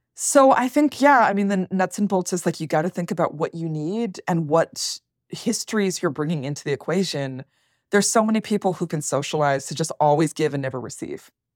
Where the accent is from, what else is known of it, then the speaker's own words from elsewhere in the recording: Worcester, Massachusetts, United States; moved away as an adult; also born or lived in Toronto; I grew up working class, lower middle class in Worcester, Massachusetts